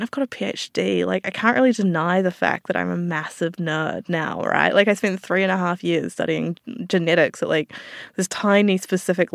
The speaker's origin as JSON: {"language": "English", "country": "New Zealand", "moved": "yes", "lives_now": "Australia", "said": "some people will have heard my accent. I'm from New Zealand originally"}